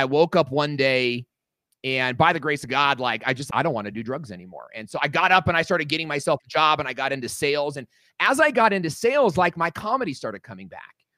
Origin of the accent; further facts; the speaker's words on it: Los Angeles, Irvine, California, United States; When I was 9 years old, we grew up in Los Angeles, California